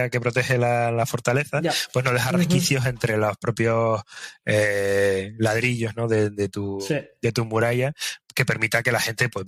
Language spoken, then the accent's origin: Spanish; Spain